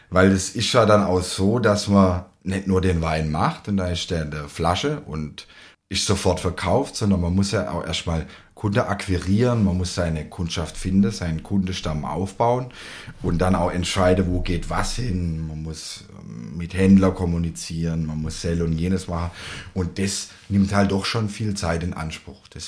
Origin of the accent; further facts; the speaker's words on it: Baden-Württemberg, Germany; Und wenn man dann dorthin geht, hat man ja so ein Stück weit als Schwabe des, den der Vase im Kopf.